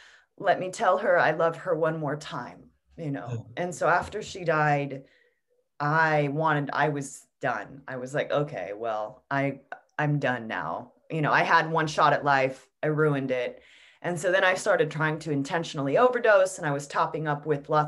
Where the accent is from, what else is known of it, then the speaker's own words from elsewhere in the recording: United States; I'm an American